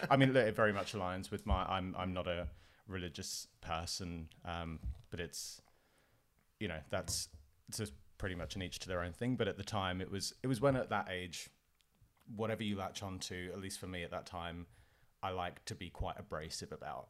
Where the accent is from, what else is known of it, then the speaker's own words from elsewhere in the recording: Portsmouth, South East England, United Kingdom; also born or lived in Spain / Fareham; I grew up on the south coast of England in p, a place called Portsmouth